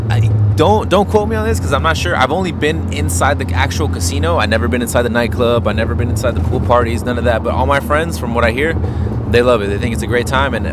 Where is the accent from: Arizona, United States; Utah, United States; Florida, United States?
Florida, United States; Hollywood; I'm from Hollywood, Florida.